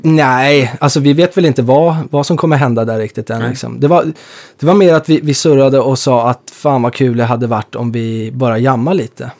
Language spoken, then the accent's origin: Swedish; Stockholm, Stockholm County, Sweden; jag är från norra Stockholm